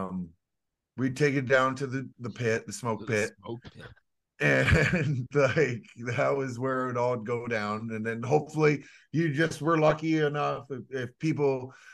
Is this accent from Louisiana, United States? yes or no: yes; Louisiana, United States; moved away; also born or lived in North Vancouver; I did go to school in Louisiana